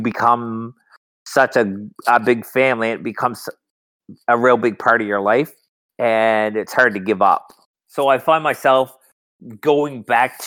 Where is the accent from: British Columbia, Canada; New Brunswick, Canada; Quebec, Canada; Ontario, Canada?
New Brunswick, Canada; moved away as an adult; also born or lived in Calgary, Alberta; now in Newfoundland, Canada; I'm originally from Calgary, Alberta, but I've grown up all my life in, New Brunswick.